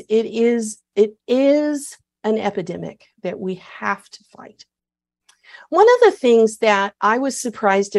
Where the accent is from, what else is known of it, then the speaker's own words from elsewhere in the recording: Texas, United States; I'm proud of being a Texan